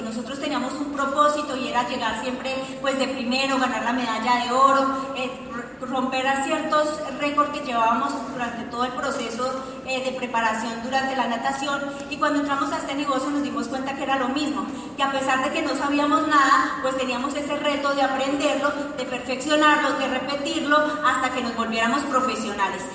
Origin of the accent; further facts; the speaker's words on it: Colombia; nosotros pues nacimos en un pueblo, en Colombia